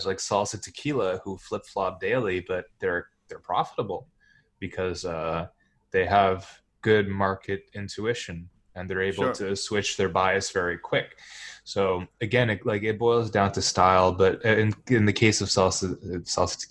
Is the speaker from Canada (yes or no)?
yes; Montreal, Quebec, Canada; I was born in Montreal, so it's a French thing.